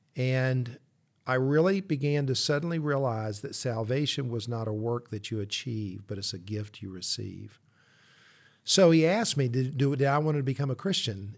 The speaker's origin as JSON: {"language": "English", "town": "Columbia", "region": "South Carolina", "country": "United States", "tie": "born or raised there", "said": "I grew up in Columbia"}